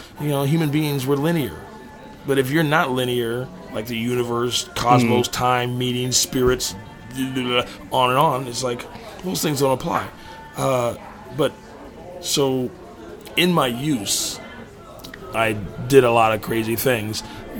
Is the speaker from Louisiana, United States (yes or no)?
no; New York, United States; And then you know, I came out to California from New York.